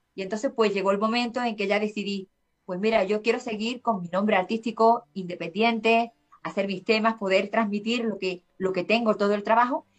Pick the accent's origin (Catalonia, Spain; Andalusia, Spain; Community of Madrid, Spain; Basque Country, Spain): Andalusia, Spain; Seville; yo soy de España, y aquí en España, en el sur, yo soy de, Sevilla, en la parte de Andalucía